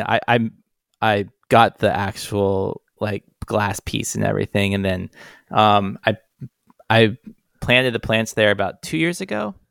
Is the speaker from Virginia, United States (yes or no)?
yes; Charlottesville, Virginia, United States; growing up in Virginia